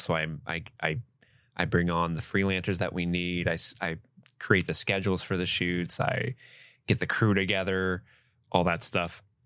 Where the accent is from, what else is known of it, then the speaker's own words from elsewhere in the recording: Ohio, United States; moved away as an adult; now in Kentucky, United States; I grew up in Ohio. I now live in Kentucky, but basically still live in Ohio